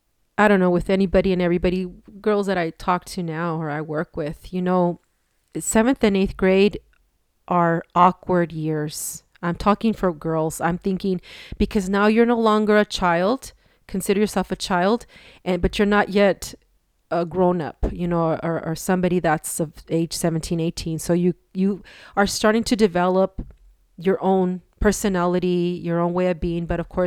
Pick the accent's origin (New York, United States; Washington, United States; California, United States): California, United States; Los Angeles; born there; now in El Paso, United States; Okay, I was born in Los Angeles, California. And the reason that we moved to El Paso was because my mom's health.